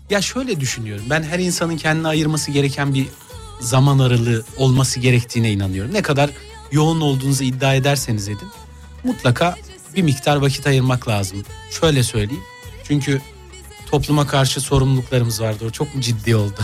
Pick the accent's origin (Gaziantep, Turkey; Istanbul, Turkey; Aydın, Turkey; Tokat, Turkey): Gaziantep, Turkey; Gaziantep memleketimin takımını tutuyorum